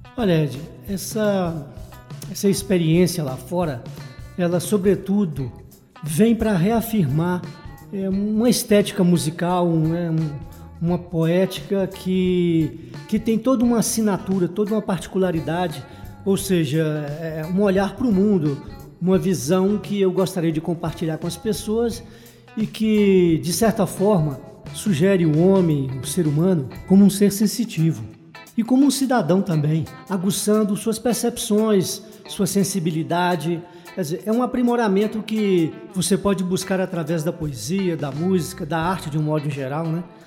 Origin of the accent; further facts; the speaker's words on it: Joaíma, Minas Gerais, Brazil; moved away; also born or lived in Teófilo Otoni, Minas Gerais / Paraíba (father's origin); nasci no Vale do Jequitinhonha, em Juaíma, passei boa parte da minha vida na cidade de Teoflotone, no Vale do Mucuri